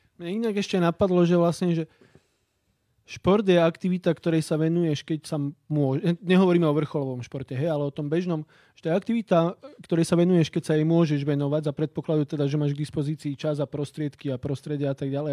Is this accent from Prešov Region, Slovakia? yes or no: yes; High Tatras, Prešov Region, Slovakia; som z Vysokých Tatier